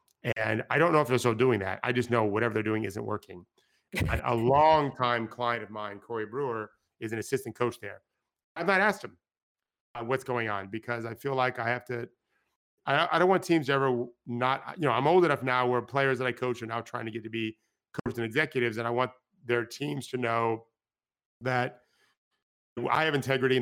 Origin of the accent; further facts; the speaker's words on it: Florida, United States; Even though I grew up in Florida